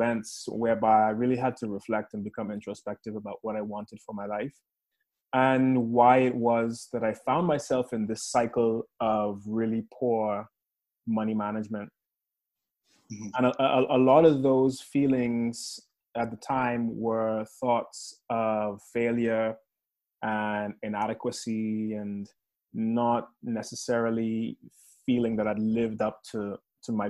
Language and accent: English; Bahamas; moved away as an adult; also born or lived in Chicago, United States; now in United Kingdom; I was born in the Bahamas, mm-hmm. Born and raised there